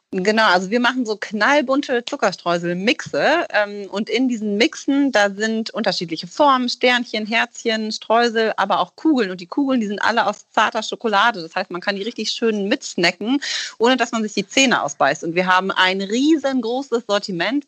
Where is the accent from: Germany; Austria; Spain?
Germany; Rhineland; now in Hamburg, Germany; wir kommen ja ursprünglich aus dem Rheinland